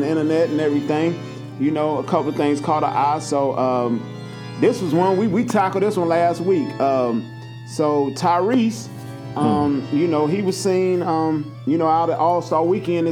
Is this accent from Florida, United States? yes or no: no; Nashville, Tennessee, United States; from Nashville